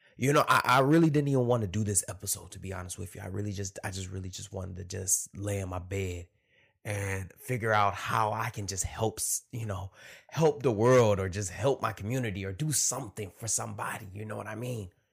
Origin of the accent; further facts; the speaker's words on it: Detroit, Michigan, United States; moved away; I come from Detroit, Michigan. And Detroit's predominantly black. You know, I grew up in a black school.